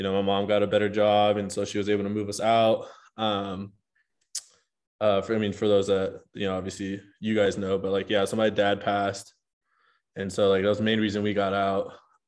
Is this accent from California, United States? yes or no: yes; Compton, California, United States; first language Spanish; English is a second language; moved away as an adult; also born or lived in Los Angeles, California; now in Utah, United States; I grew up in Compton up until I was in eighth grade